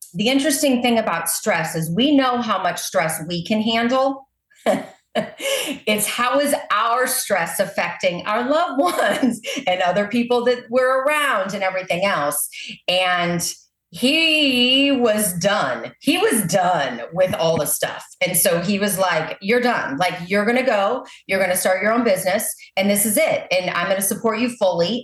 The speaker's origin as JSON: {"language": "English", "town": "Maryland Heights", "region": "Missouri", "country": "United States", "tie": "born or raised there", "also_born_or_lived": "Southern California", "lives_now": "O'Fallon, United States", "said": "I grew up in Maryland Heights, Missouri."}